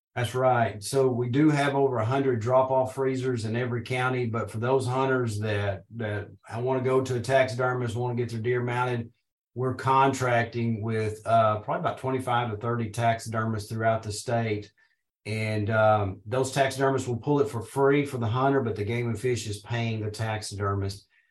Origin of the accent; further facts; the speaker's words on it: Paragould, Arkansas, United States; I'm from Northeast Arkansas originally. I was born and raised around Paragould